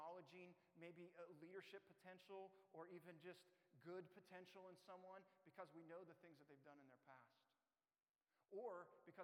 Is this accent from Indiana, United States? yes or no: yes; Indiana, United States; moved away as an adult; now in Newcastle; my home state of Indiana